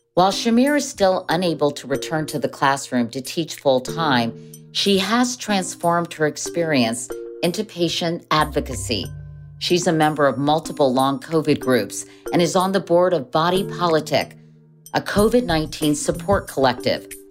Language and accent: English; Virginia, United States; my home state of Virginia